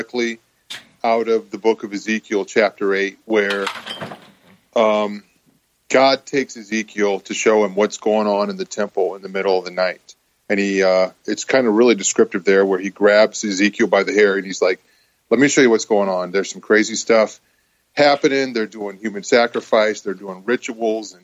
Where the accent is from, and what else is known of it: Mansfield, Ohio, United States; born or raised there; also born or lived in Nashville